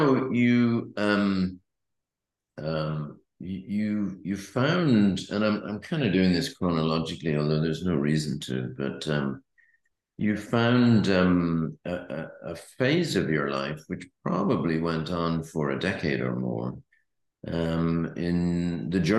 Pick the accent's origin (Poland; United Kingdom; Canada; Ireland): Ireland; being Irish